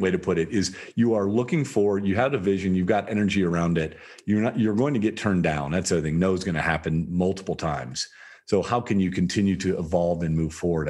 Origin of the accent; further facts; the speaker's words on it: Toledo, Ohio, United States; I grew up in Toledo, Ohio, in the rough part of Toledo, Ohio